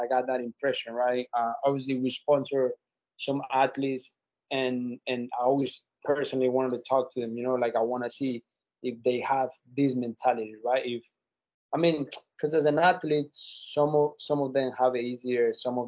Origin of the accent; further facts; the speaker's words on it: Colombia; moved away; I'm from Colombia, South America, and from the beginning it was tough. You know, like I come from a very tough places from Colombia